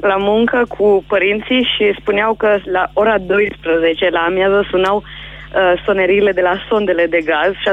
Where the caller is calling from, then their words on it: Sibiu, Sibiu County, Romania; vă sunt de la Sibiu.